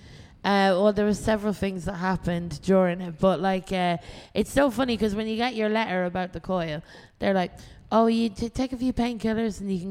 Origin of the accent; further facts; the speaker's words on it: Ireland; I'm from Ireland